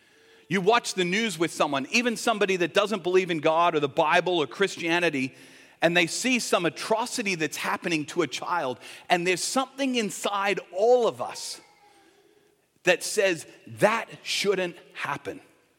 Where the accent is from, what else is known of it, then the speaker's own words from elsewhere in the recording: Australia; born there; When I was born here in Australia, but I was born to American parents. So I'm what they call a U.S. citizen born abroad.